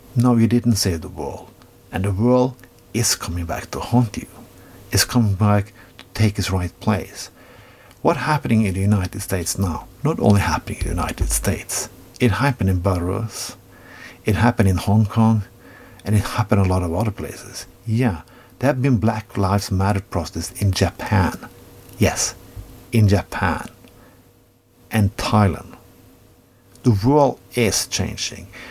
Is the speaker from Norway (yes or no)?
yes; Norway; I come from Norway